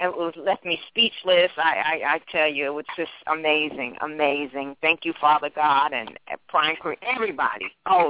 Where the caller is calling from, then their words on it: New York, United States; I'm calling from New York